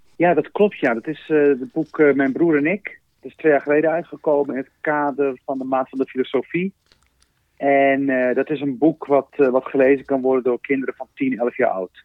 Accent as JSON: {"language": "Dutch", "town": "Rotterdam", "region": "South Holland", "country": "Netherlands", "tie": "born or raised there", "said": "toen ik begon te schrijven als, als kind op de Klavertje drie in Rotterdam"}